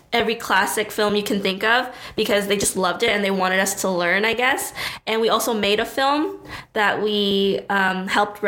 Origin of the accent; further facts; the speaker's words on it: Brampton, Ontario, Canada; also born or lived in Toronto; I guess I'll consider Brampton where I grew up, because I moved here in grade three